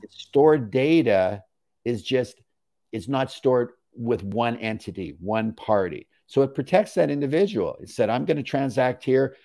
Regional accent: Canada; I'm a Canadian

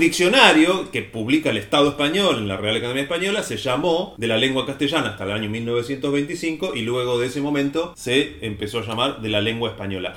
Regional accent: Río Negro, Argentina; yo soy de Río Negro y yo cantaba el himno de niño en la escuela

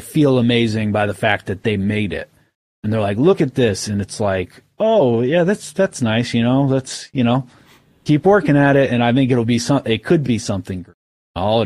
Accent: Maine, United States; also born or lived in Oklahoma; we're from Maine.

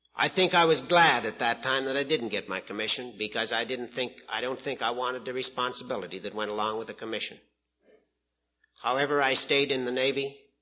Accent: Prince Albert, Saskatchewan, Canada; I'm from Prince Albert, Saskatchewan, Canada

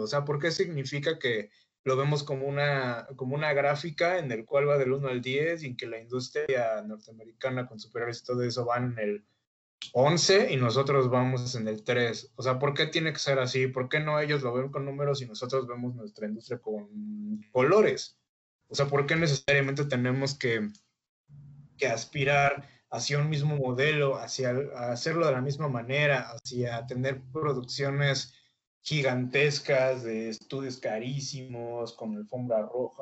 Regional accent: Mexico; nosotros como mexicanos

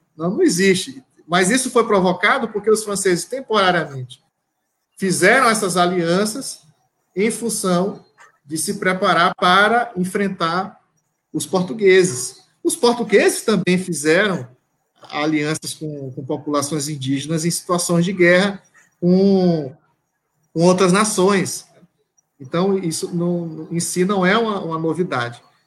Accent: Caxias, Maranhão, Brazil; eu sou de Caxias, né, nasci em Caxias.

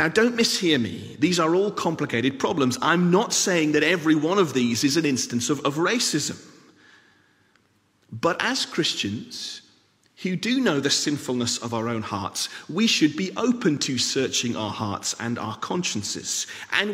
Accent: England, United Kingdom; now in Scotland, United Kingdom; I am a British citizen, born in England, live in Scotland.

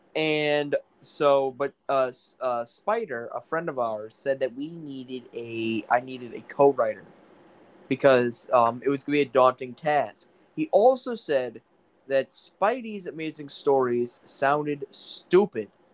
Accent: Maine, United States; I'm from New England. Well, I guess it is in New England. I'm from Maine

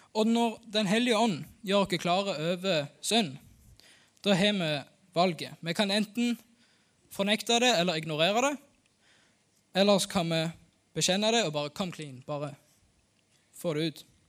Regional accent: Norway; Jeg er født og oppvokst her på Haua.

